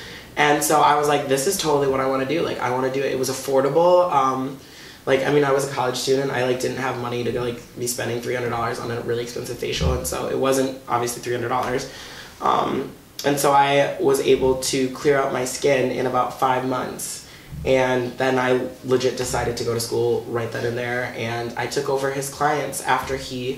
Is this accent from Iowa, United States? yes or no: no; Watertown, Massachusetts, United States; born or raised there